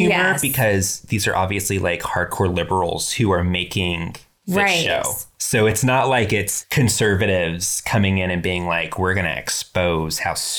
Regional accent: Texas, United States; Oh, no. I'm from Texas, but I sound like this.

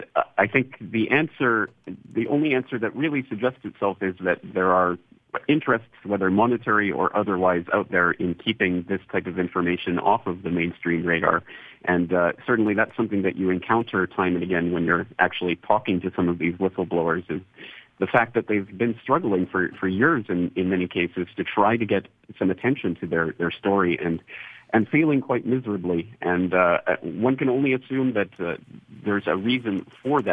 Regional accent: Canada; moved away as an adult; now in Japan; I'm fellow Canadian

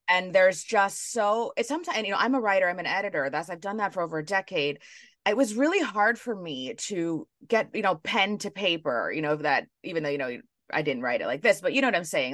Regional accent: New York City, New York, United States; I was born and raised in New York City

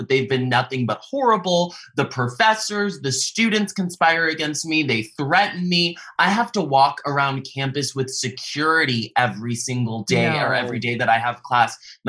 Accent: the South, United States; I grew up in the South and I was judged based on my character.

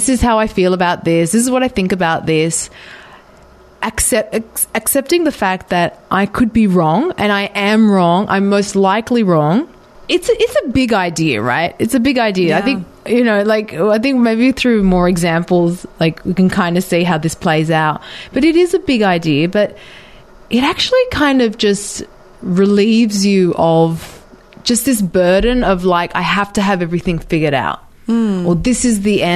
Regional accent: Australia; moved away as an adult; also born or lived in United Arab Emirates; now in Sydney, Australia; Growing up in Australia

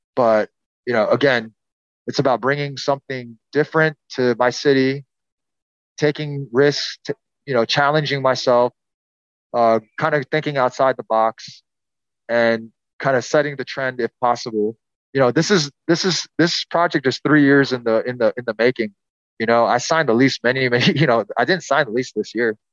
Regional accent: Houston, Texas, United States; growing up in Houston

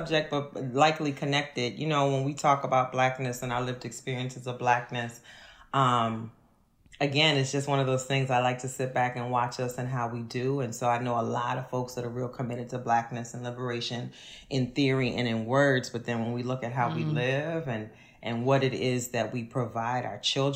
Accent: New Orleans, Louisiana, United States; moved away as an adult; also born or lived in Kenner, Louisiana; now in Philadelphia, United States; I am from Uptown New Orleans

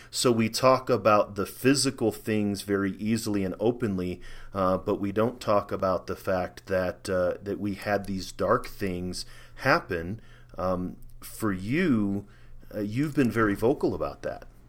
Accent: St. Louis, Missouri, United States; moved away as an adult; also born or lived in Germany / Maryland / Colorado; I'm from St. Louis, Missouri. That's where I grew up. I have a hometown.

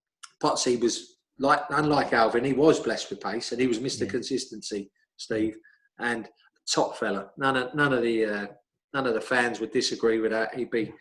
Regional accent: London, United Kingdom; me, him and Parksy, being the foreign players, Russ, because we came from West London.

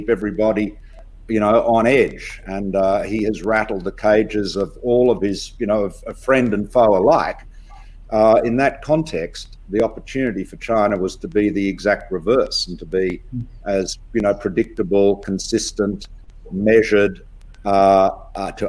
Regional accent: Australia; our multicultural project here in Australia

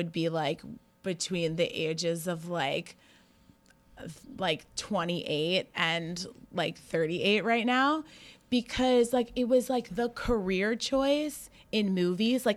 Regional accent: Westchester, New York, United States; I'm a native New Yorker. I grew up in Westchester and I went to NYU, so I've been in New York for a very long time

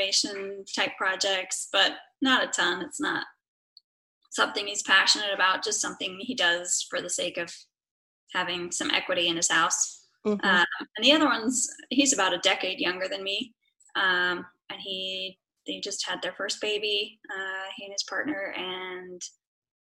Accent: northern Utah, United States; moved away as an adult; now in Hawaii, United States; I was raised in Utah, northern Utah.

